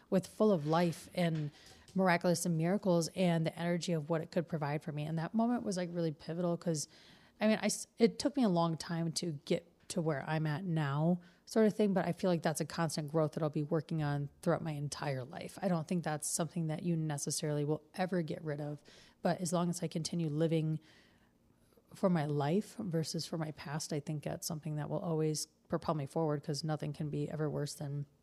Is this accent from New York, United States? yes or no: no; Detroit, Michigan, United States; now in Reno, United States; I'm from Detroit, man